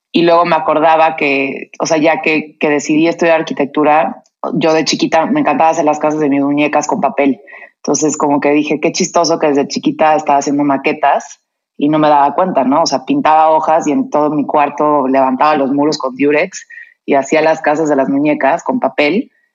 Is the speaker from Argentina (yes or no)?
no; Cuernavaca, Morelos, Mexico; now in Mexico City, Mexico; yo crecí en Cuernavaca